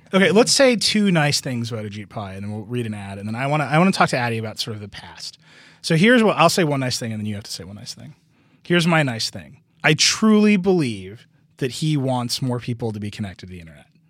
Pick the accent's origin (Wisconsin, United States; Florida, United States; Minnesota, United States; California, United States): Wisconsin, United States; moved away; Wisconsin, my home state